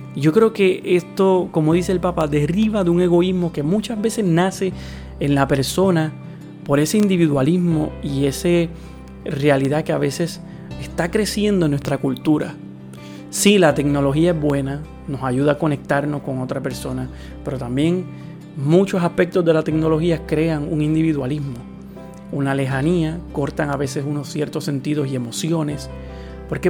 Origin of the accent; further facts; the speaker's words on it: Puerto Rico; mi país